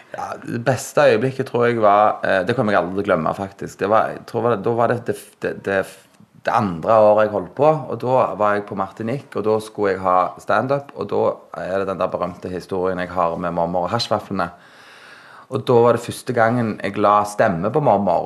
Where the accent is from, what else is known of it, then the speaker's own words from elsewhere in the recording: Sandnes, Rogaland, Norway; Jeg er fra Hana